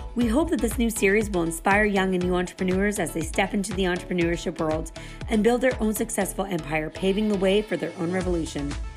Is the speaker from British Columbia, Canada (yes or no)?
no; Petawawa, Ontario, Canada; I'm also from Petawawa